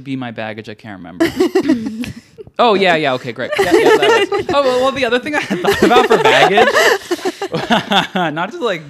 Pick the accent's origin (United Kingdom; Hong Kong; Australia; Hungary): Hong Kong; also born or lived in Shanghai / Paris; now in New York, United States; I grew up overseas. I was born in Hong Kong. Mm-hmm. And then I lived in Shanghai and Paris and then Hong Kong again.